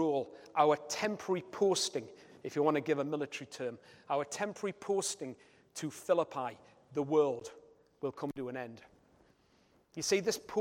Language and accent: English; Newcastle upon Tyne, North East England, United Kingdom; being a Geordie myself